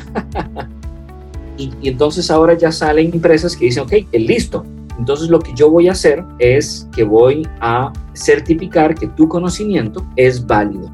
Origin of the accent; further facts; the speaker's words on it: Montreal, Quebec, Canada; first language French; Spanish is a second language; moved away; Yo me crié en Canadá, entonces mi primer idioma era, o aprendía a escribir y a leer en francés.